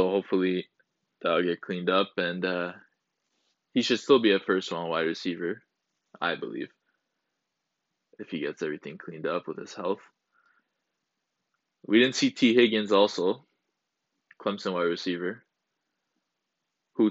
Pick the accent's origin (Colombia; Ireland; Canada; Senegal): Canada; I'm from Canada as well.